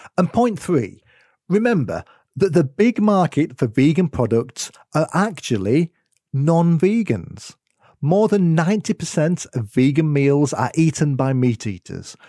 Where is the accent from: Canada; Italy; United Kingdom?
United Kingdom; accent: UK; as you might have been able to tell from my accent, it's where I am in the world.